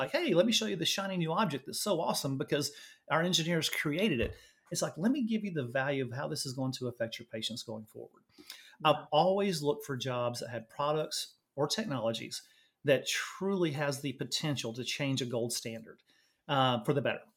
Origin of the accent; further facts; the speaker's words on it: Louisiana, United States; moved away as an adult; now in Austin, United States; I was born and raised in Louisiana, uh, went to nursing school in Louisiana